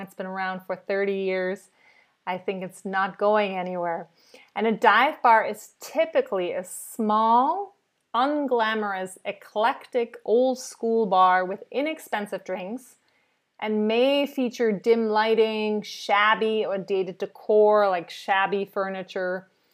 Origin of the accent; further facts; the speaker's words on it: Cologne, North Rhine-Westphalia, Germany; also born or lived in New York City, United States; I was born in Cologne in Germany and we drink Kölsch